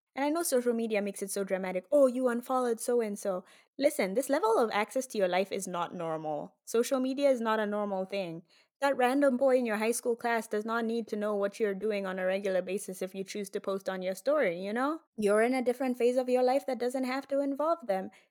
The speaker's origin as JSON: {"language": "English", "region": "Nairobi", "country": "Kenya", "tie": "born or raised there", "moved": "as an adult", "lives_now": "Miami, United States", "said": "I grew up in Kenya"}